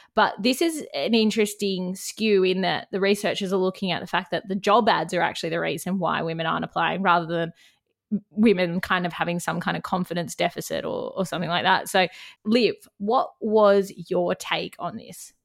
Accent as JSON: {"language": "English", "town": "Canberra", "region": "Australian Capital Territory", "country": "Australia", "moved": "yes", "lives_now": "Bundjalung Country, Australia", "said": "I'm from Canberra"}